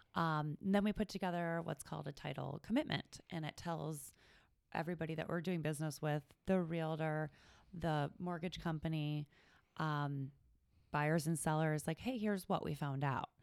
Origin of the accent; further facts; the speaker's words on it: Cleveland, Ohio, United States; also born or lived in Toledo; I'm from the Cleveland area